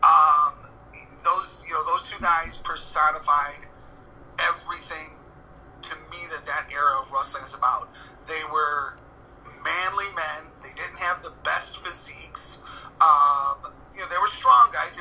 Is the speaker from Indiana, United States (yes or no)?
yes; Hammond, Indiana, United States; I'm from Hammond